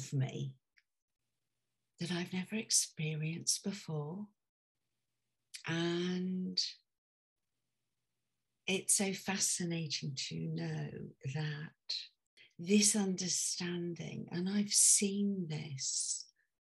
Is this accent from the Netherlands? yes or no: no; United Kingdom; also born or lived in near London; I'm British.